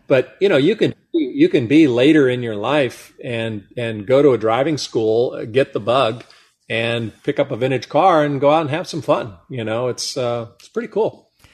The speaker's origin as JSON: {"language": "English", "area": "Monterey Peninsula", "region": "California", "country": "United States", "tie": "born or raised there", "said": "growing up on the Monterey Peninsula with Laguna Seca Raceway in our backyard"}